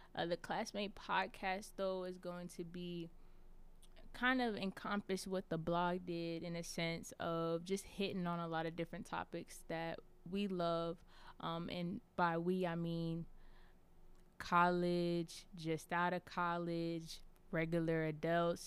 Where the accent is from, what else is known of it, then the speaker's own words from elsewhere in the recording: Charlotte, North Carolina, United States; I'm from Charlotte, North Carolina